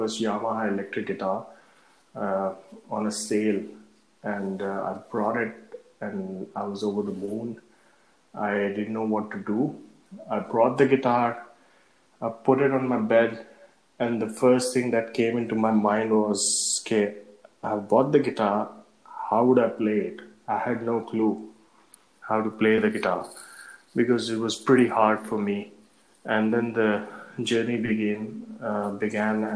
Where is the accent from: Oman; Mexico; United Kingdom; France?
Oman; I was born and brought up in Oman